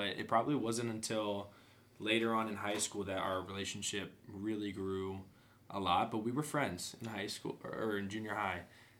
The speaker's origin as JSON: {"language": "English", "region": "Central Illinois", "country": "United States", "tie": "born or raised there", "also_born_or_lived": "Michigan", "said": "I was born in Michigan, but grew up pretty much my whole life in Illinois, Central Illinois, to be exact."}